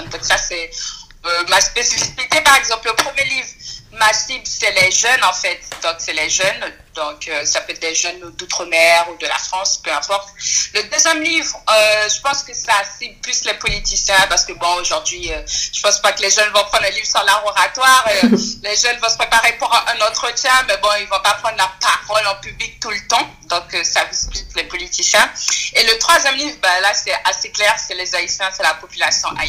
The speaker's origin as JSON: {"language": "French", "country": "French Guiana", "said": "étant donné que je suis guyanaise d'origine haïtienne"}